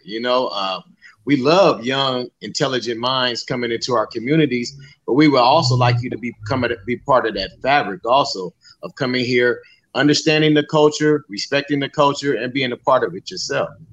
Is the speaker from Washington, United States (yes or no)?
no; San Diego, California, United States; Skyline and Encanto, I grew up in Skyline. I've been here basically all my life